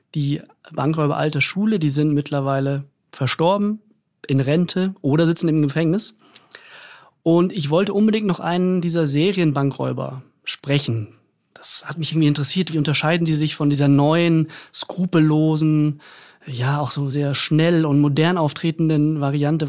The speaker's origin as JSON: {"language": "German", "town": "Munich", "region": "Bavaria", "country": "Germany", "moved": "yes", "said": "Ich stamme ja ursprünglich aus München"}